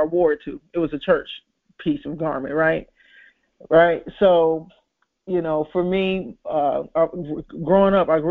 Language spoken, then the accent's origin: English; Chicago, Illinois, United States; I grew up in Chicago